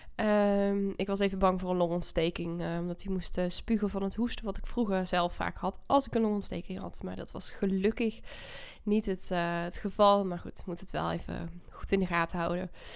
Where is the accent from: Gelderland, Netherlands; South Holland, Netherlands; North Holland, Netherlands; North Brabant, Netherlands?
North Brabant, Netherlands; moved away; Ik ben, eh, Brabantse, eh, trots op ook. Als man woont ook nog in Brabant. In, eh, het huis ook waar ik ben opgegroeid.